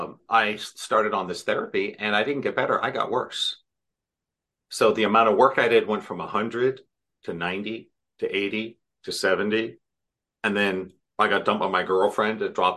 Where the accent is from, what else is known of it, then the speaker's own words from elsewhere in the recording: Irvine, California, United States; In Irvine